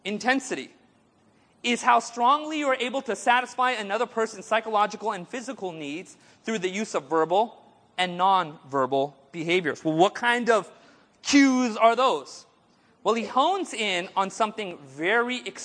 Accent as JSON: {"language": "English", "area": "Orange County", "region": "California", "country": "United States", "tie": "born or raised there", "said": "I grew up in Orange County"}